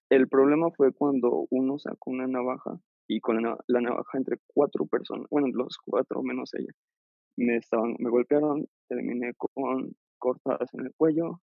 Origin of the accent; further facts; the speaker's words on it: León, Guanajuato, Mexico; como ya no vive aquí en León, yo soy de León